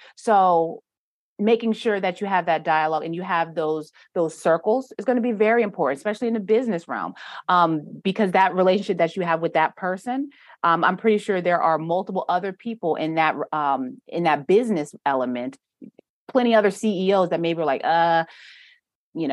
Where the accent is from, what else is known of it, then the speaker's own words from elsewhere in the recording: New York, United States; now in North Carolina, United States; I'm from New York, and the way that when I came down to North Carolina